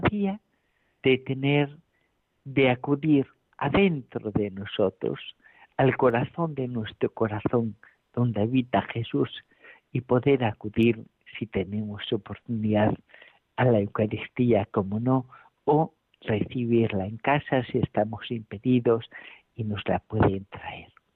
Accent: A Coruña, Galicia, Spain; now in Alcalá de Henares, Spain; desde La Coruña. Aquí estoy en mi tierra natal

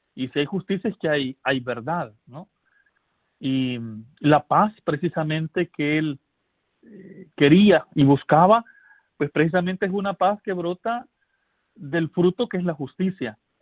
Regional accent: El Salvador; en mi país

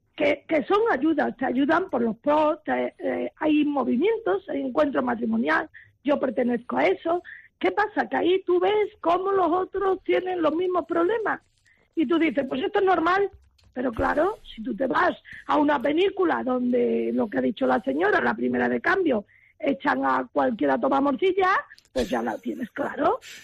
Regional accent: Spain; also born or lived in Valencia; yo soy española

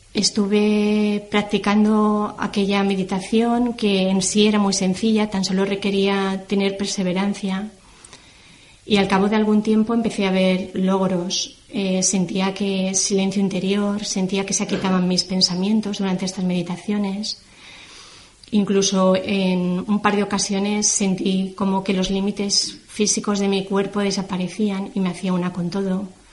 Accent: Valencia, Valencian Community, Spain; also born or lived in Terrassa, Catalonia; yo nací en Tarrasa y a la edad de cinco años mi familia se trasladó a vivir a Valencia, que es donde actualmente resido.

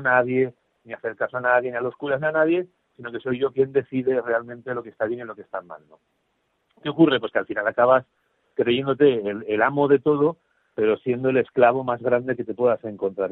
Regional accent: Zaragoza, Aragon, Spain; soy aragonés de Zaragoza

